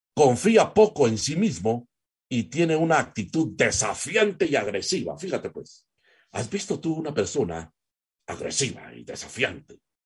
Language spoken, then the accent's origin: Spanish; Guatemala